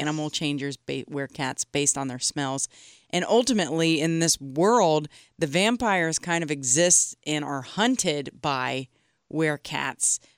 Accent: United States; I am American and, uh, very, I'm of German descent

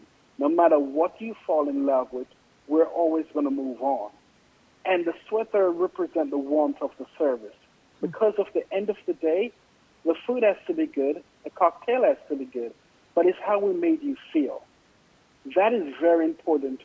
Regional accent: Jamaica; moved away; I grew up in Jamaica in an East Indian family

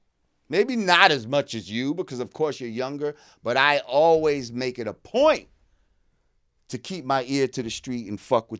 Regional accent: New Rochelle, New York, United States; also born or lived in Bronx; Born in the Bronx, grew up in New Rochelle in Westchester.

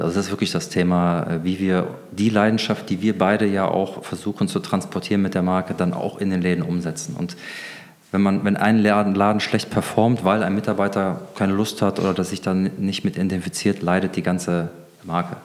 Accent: Germany; wir als Deutsche

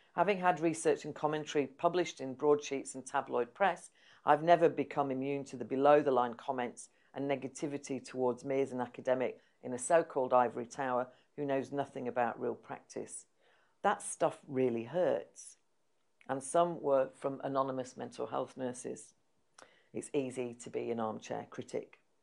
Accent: Yorkshire and the Humber, United Kingdom; moved away as an adult; also born or lived in London; I was from Yorkshire

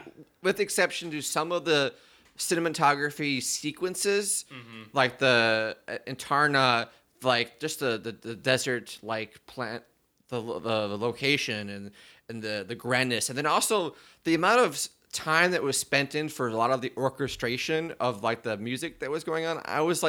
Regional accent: Prince Edward Island, Canada; Oh yeah, I'm from Canada. I'm from Prince Edward's Island.

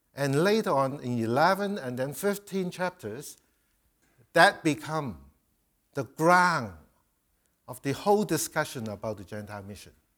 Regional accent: China; moved away; I'm a Chinese, I come from Chi, uh, Asia

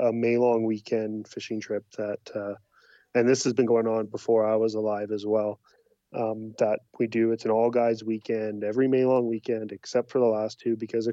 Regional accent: British Columbia, Canada; moved away as an adult; now in Alberta, Canada; I am a BC boy.

